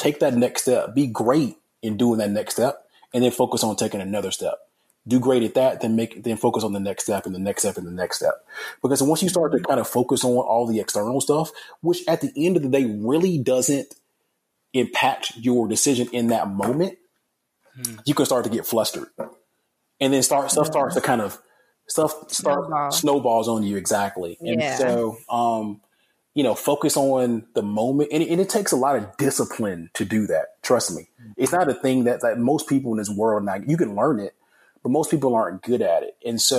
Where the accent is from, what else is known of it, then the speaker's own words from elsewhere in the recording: Alabama, United States; And so, again, I'm from Alabama. I love like University of Alabama football.